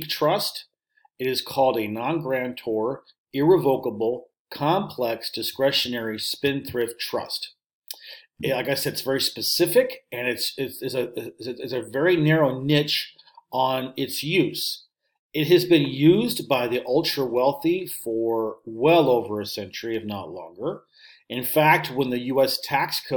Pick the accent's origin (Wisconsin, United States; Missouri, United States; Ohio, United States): Missouri, United States; St. Louis; moved away as an adult; also born or lived in Russia / Finland; my hometown, St. Louis